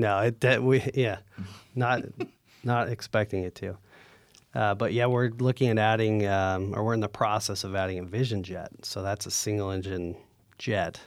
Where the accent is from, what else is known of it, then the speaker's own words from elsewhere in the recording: Northern California, United States; moved away as an adult; also born or lived in North Dakota; growing up in NorCal